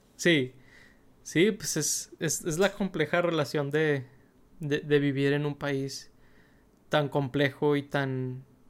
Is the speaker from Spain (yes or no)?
no; Mexico; de origen mexicano, igual que un servidor